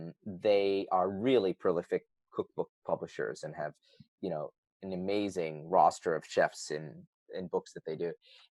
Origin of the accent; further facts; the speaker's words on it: Northeast, United States; I grew up in the Northeast of America.